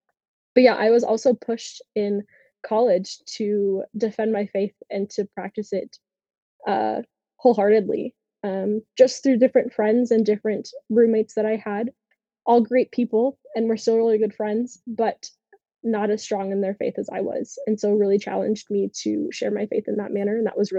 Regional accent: Sioux Falls, South Dakota, United States; So I grew up here in Sioux Falls, South Dakota, my whole life. I have attended Catholic school quite literally my entire life.

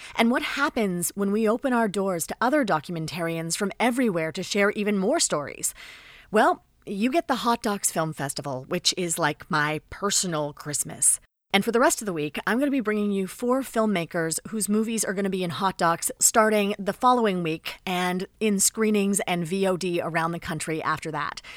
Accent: Canada; a Canadian who does a Canadian film podcast

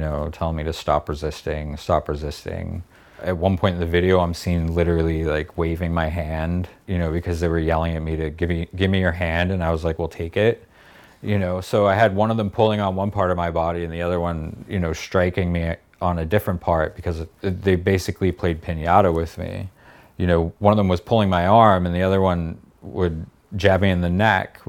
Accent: Boston, Massachusetts, United States; I did grow up in a very white, privilegey place. I'm Irish and I'm from Boston.

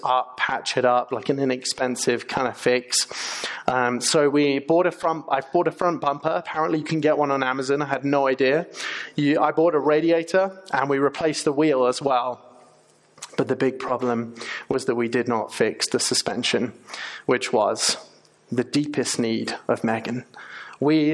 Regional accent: England, United Kingdom; moved away as an adult; now in United States; As you might be able to tell from my accent, I'm from England, not Australia

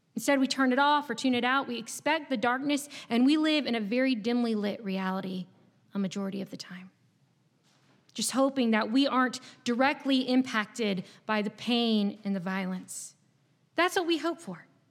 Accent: Chesapeake, Virginia, United States; moved away as an adult; now in North Carolina, United States; I'm not from North Carolina. I actually grew up in a small city in Southeast Virginia. And before this past week, it is likely that you had never heard of it before. Chesapeake, Virginia w-, was my home for twenty-two years

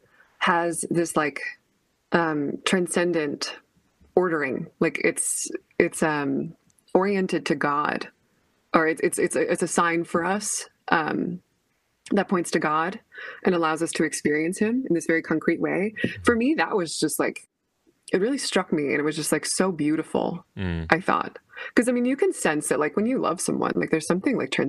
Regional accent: United States; you are formed like as an American

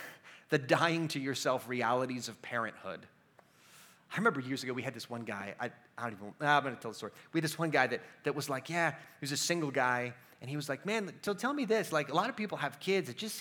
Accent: United States; we as American Christians

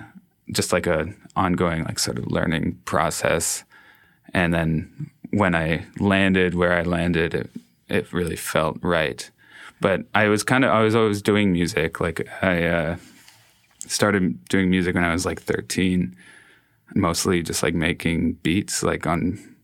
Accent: Toronto, Ontario, Canada; moved away as an adult; also born or lived in Montreal; I grew up in East End, Toronto. And I went to high school in like an area more downtown Toronto.

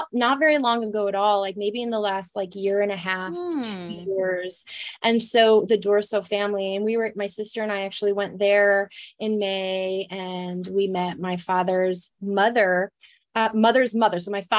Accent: Jamestown, New York, United States; moved away as an adult; I was born and raised in Jamestown, New York, which is south of Buffalo. Kind of lived all over the country, and now I'm back here in upstate New York.

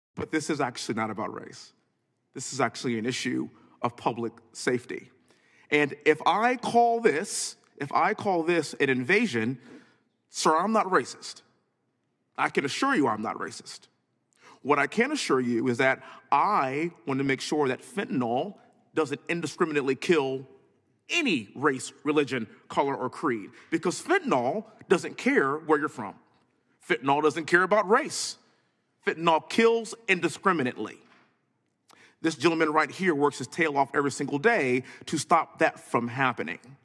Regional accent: Texas, United States; born and raised in Texas, living in Houston

